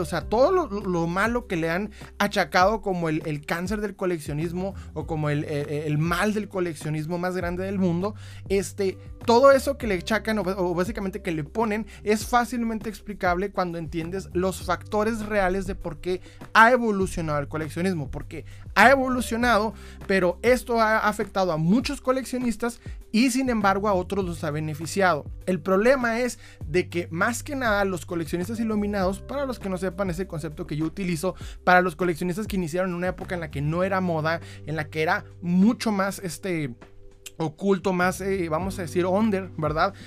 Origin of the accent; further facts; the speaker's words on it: Ciudad Juárez, Chihuahua, Mexico; yo soy de Ciudad Juárez